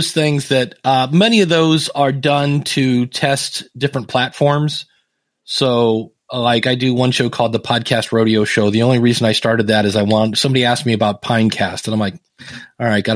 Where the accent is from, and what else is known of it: Akron, Ohio, United States; born or raised there